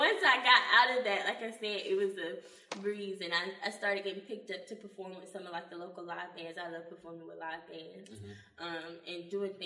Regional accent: Newton, Mississippi, United States; also born or lived in Jackson, Mississippi; she put me in our local theater in my hometown, Newton, Mississippi

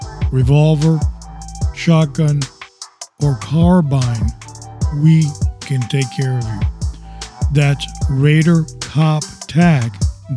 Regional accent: United States; also born or lived in Florida; we as American citizens

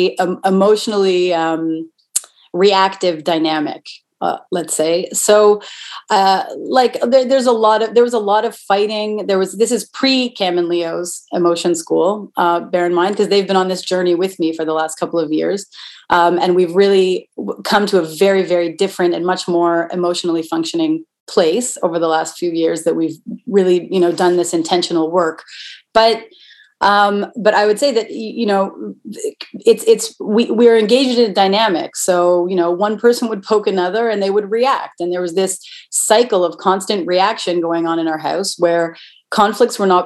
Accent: Toronto, Ontario, Canada; I'm from Toronto

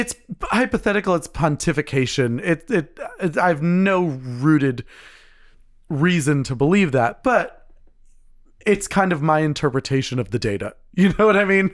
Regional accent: United States; I'm American, but, uh, you know, my, my heritage is Scottish

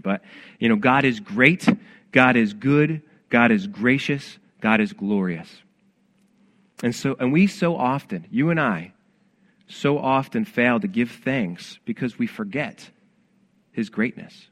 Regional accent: Rochester, New York, United States; I'm from Rochester, New York

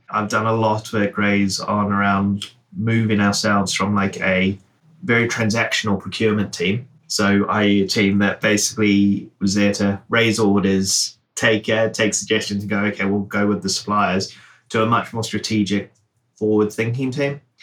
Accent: New Zealand; now in United Kingdom; I grew up in New Zealand.

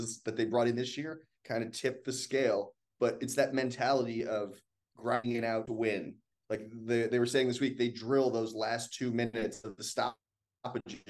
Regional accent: Massachusetts, United States; moved away as an adult; also born or lived in Melbourne, Australia; now in Richmond, United States; I'm from Massachusetts originally, and I went to a boarding school in Massachusetts

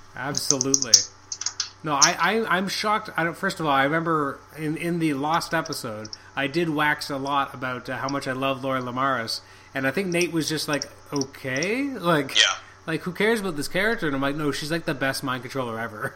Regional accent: Canada; I'm extremely Canadian

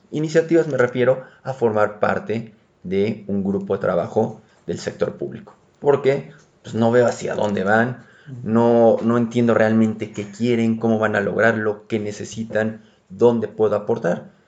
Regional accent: Mexico; somos rolleros

